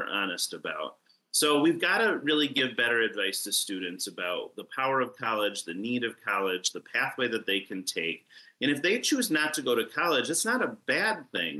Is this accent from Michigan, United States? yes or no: yes; Northern Lower Peninsula, Michigan, United States; I am from Northern Michigan. I grew up in Northern Lower Peninsula.